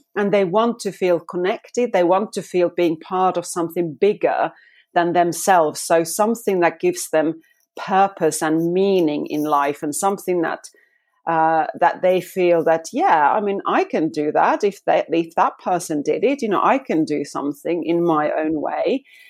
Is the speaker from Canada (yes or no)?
no; Finland; moved away as an adult; now in United Kingdom; I'm actually now in the U K, but I'm a Fi-, from Finland.